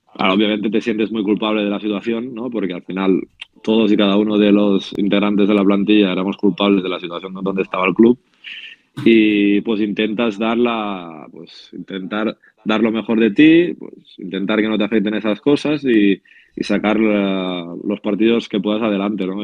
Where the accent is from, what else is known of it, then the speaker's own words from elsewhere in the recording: Spain; como español